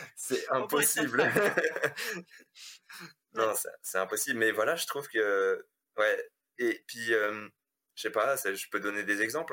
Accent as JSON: {"language": "French", "town": "Strasbourg", "region": "Grand Est", "country": "France", "tie": "born or raised there", "moved": "as an adult", "lives_now": "Lyon, France", "said": "je suis originaire d'Alsace, je suis originaire de Strasbourg, voilà, où j'ai passé toute ma vie là-bas."}